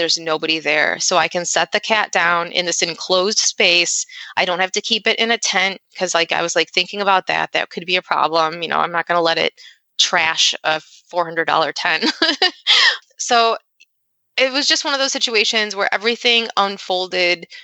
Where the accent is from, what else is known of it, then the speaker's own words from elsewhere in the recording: Rochester, New York, United States; I'm from Rochester, New York